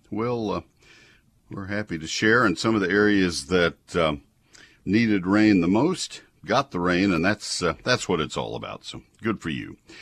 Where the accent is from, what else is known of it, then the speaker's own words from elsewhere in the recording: College Station, Texas, United States; in my first 19 years of life on this earth growing up in College Station